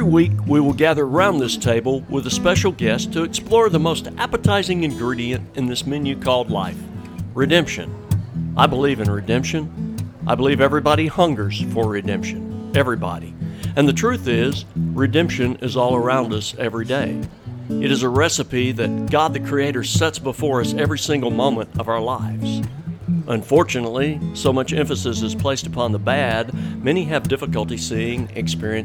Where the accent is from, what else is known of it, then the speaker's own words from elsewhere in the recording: Birmingham, Alabama, United States; I'm from Birmingham